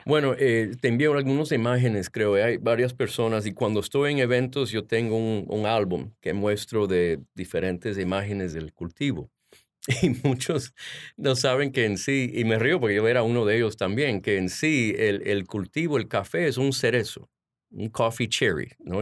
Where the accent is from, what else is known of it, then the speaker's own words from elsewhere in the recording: Washington, District of Columbia, United States; also born or lived in Honduras; yo nací aquí en Washington. Mis padres son de Honduras